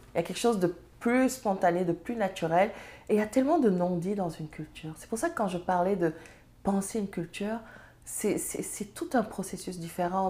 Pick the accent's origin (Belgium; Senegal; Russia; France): Senegal; Serer country; first language Serer; French is a second language; now in Canada; suis serrère je parle serrère ma langue, euh, c'est ma langue maternelle